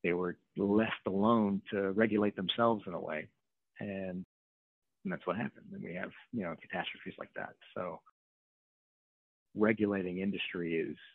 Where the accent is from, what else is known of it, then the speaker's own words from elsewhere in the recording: New Orleans, Louisiana, United States; I'm from New Orleans